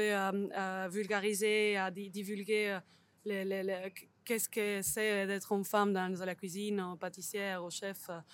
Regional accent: Barcelona, Catalonia, Spain; French is a second language; moved away as an adult; also born or lived in Switzerland; now in Lausanne, Switzerland; je viens de Barcelone, je pense qu'on peut l'entendre

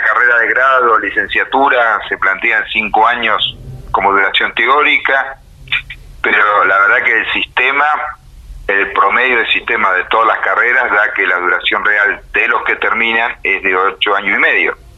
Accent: Argentina

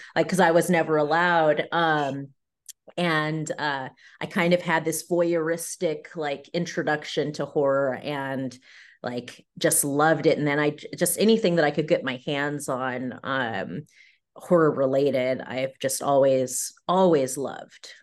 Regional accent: San Diego, California, United States; moved away as an adult; also born or lived in upstate New York; I'm originally from San Diego, California

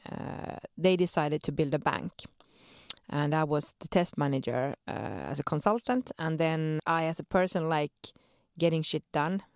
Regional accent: Sweden; moved away as an adult; now in Helsinki, Finland; born and raised in Sweden to Finnish parents

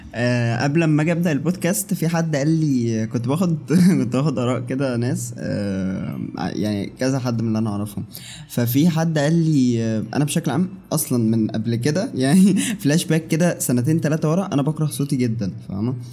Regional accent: Egypt; وعندنا في مصر

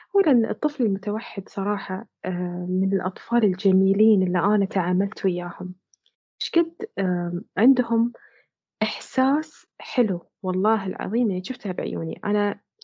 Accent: Bahrain; احنا عندنا هنا في البحرين

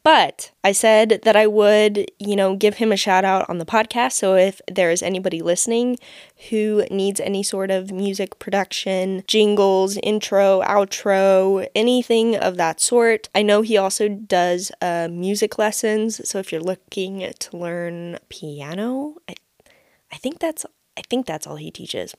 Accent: United States; as an American

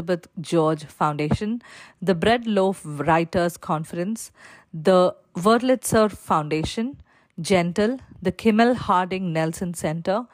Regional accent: Palakkad, Kerala, India; I am joining you today from Palakkad, Kerala, which is my hometown

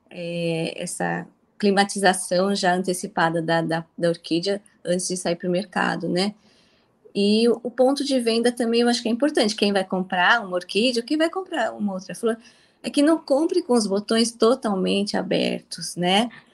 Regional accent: São Paulo, Brazil; also born or lived in Mirandópolis; aos dois anos de idade eu saí de Mirandópolis, meus pais vieram para São Paulo, né? Eles produziam no interior é, e, e em São Paulo eu cresci

